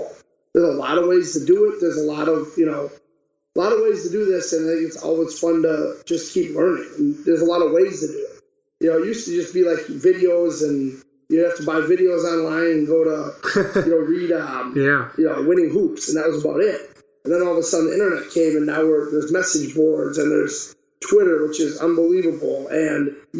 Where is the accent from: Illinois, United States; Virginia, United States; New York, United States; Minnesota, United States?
Minnesota, United States; Iron Range, northern; growing up on the Iron Range in northern Minnesota